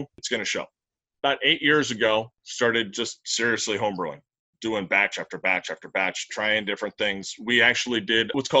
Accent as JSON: {"language": "English", "region": "Northern California", "country": "United States", "tie": "born or raised there", "said": "I grew up in Northern California"}